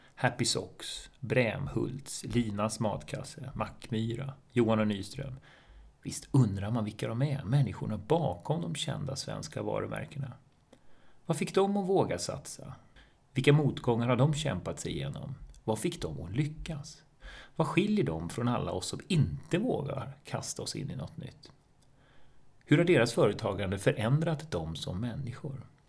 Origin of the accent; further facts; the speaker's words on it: Botkyrka, Stockholm County, Sweden; also born or lived in Tumba; Jag är uppvuxen i betongen i norra Botkyrka